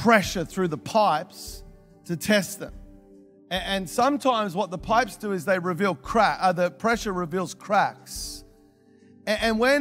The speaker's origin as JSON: {"language": "English", "town": "Melbourne", "region": "Victoria", "country": "Australia", "moved": "yes", "said": "I'm originally from Melbourne"}